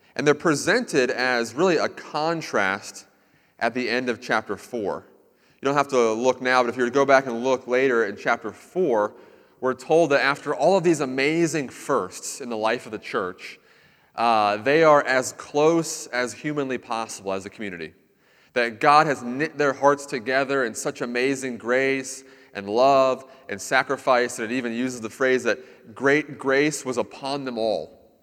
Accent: Central Florida, United States; I lived in Central Florida for a lot of my life

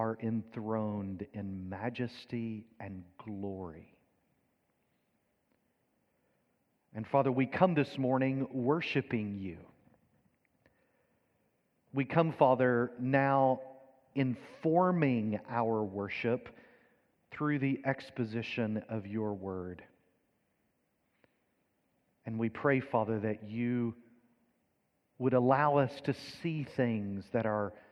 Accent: Kentucky, United States; accent: deep Southern; moved away as an adult; now in England; I'm not originally from England, originally from Kentucky. So that's obviously the more deep Southern accent that you perhaps hear

